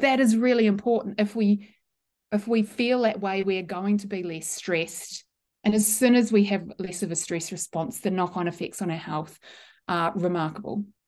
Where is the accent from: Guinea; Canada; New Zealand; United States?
New Zealand; the original Scottish pronunciation that I grew up with in New Zealand was Mackay